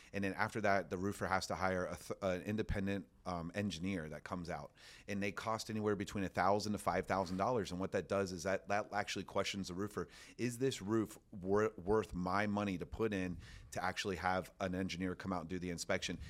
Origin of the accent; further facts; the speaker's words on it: Orlando, Florida, United States; I'm from Orlando, Florida